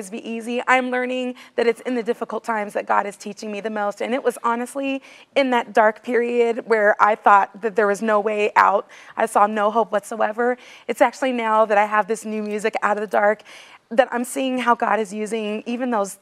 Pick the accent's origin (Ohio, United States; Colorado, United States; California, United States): California, United States; now in Nashville, United States; I'm from California too, but I live in Nashville